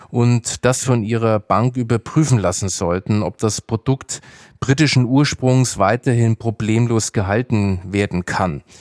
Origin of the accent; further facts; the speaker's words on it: Nuremberg, Bavaria, Germany; Ich bin ja in Nürnberg aufgewachsen